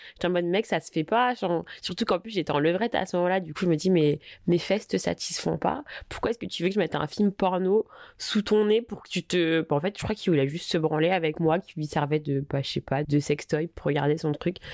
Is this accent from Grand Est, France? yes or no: no; Paris, Île-de-France, France; je suis parisienne